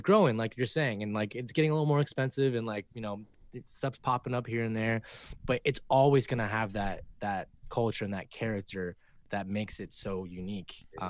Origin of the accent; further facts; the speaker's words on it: Austin, Texas, United States; moved away; I grew up there.